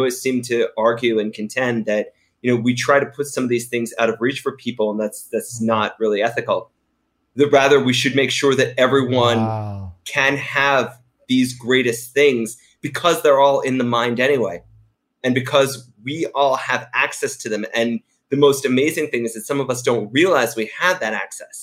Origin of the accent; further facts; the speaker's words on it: outside of New York City, United States; I grew up outside of New York City